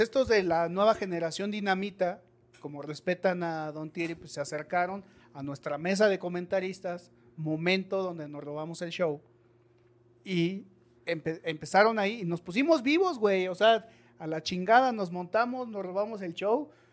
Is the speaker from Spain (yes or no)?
no; Mexico; como buenos mexicanos